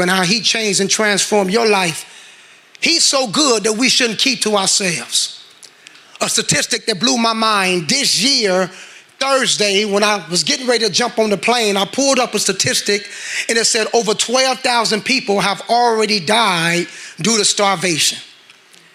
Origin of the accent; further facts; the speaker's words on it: Gary, Indiana, United States; I'm from Gary, Indiana.